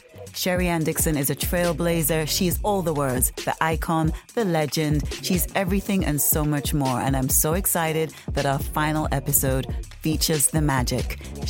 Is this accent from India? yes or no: no; Nevis, St. Kitts & Nevis; moved away as an adult; now in United Kingdom; as a young teenage person in Nevis, growing up in Nevis. And then when I moved back to the UK as a young adult